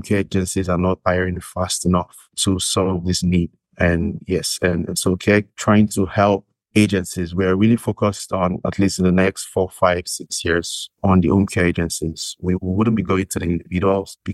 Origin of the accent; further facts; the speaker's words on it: Nigeria; moved away as an adult; now in Canada; I am from Nigeria originally.